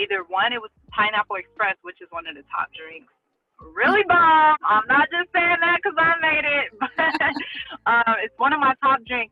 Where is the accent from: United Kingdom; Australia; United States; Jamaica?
United States; Compton, California; also born or lived in Watts, Los Angeles; I'm from Compton, but I live in Watts, which is kind of like the borderline.